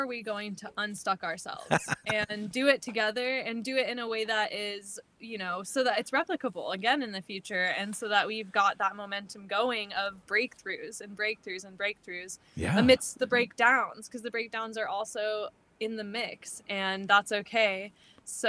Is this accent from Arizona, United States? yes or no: yes; Arizona, United States; I'm from Arizona, originally based in Arizona